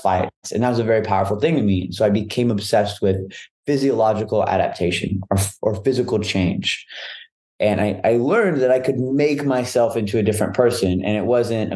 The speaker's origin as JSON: {"language": "English", "town": "Dallas", "region": "Texas", "country": "United States", "said": "I'm from Dallas, all around Dallas"}